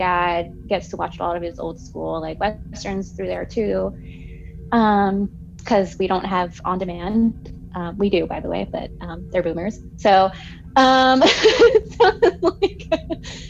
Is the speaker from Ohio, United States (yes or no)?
no; Southern California, United States; accent: West Coast; my crazy West Coast accent. I grew up on the beach